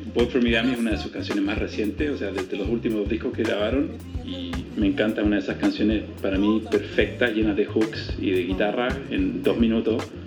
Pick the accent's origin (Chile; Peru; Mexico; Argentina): Chile; moved away as an adult; now in New York, United States; yo antes era abogado, crecí en Chile, fui a la escuela de Derecho, pero terminé en Nueva York